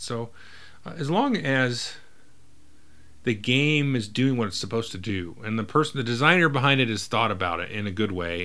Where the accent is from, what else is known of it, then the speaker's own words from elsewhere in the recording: California, United States; I grew up in California